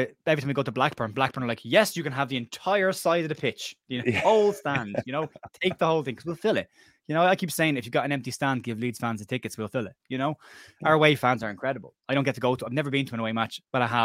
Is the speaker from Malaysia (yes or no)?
no; Cork, Munster, Ireland; I'm from Cork in Ireland